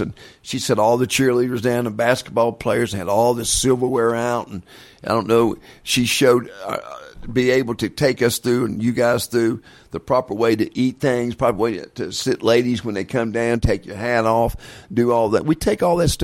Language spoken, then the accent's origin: English; West Virginia, United States; when I was growing up in West Virginia, our grade schools played against each other